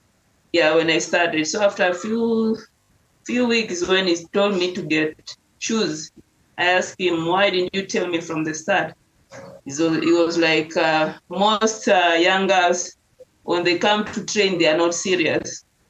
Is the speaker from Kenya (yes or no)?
yes; Nairobi, Kenya; English is a second language; Growing up, we just had an easy life, not that tough, but at least I can say we can manage to eat like every day.